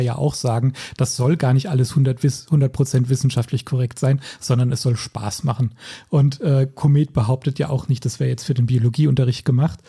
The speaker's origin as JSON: {"language": "German", "region": "Rhineland-Palatinate", "country": "Germany", "tie": "born or raised there", "said": "ich bin ja auch in der Pfalz aufgewachsen"}